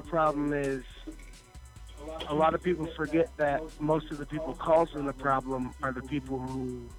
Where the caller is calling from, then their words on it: Cleveland, Ohio, United States; I'm calling from Cleveland.